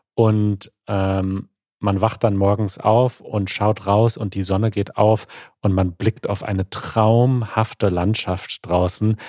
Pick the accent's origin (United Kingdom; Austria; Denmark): United Kingdom; German is a second language; ich komme aus Großbritannien